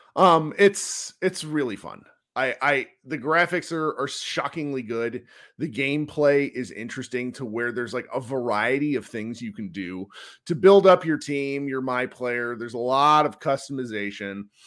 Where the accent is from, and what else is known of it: United States